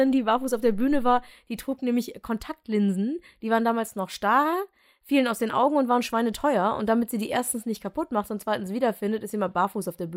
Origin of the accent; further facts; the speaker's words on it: Düsseldorf, North Rhine-Westphalia, Germany; ist es dann auch noch meine Heimatstadt